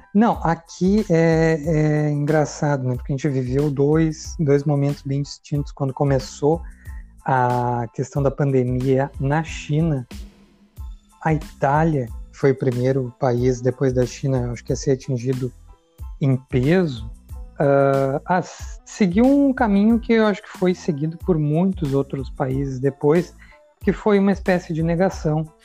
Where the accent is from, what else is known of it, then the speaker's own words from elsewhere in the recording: Porto Alegre, Rio Grande do Sul, Brazil; moved away as an adult; also born or lived in Portugal / Lucca, Italy / Florence, Italy; now in Ferrara, Italy; eu sou gaúcho aí de Porto Alegre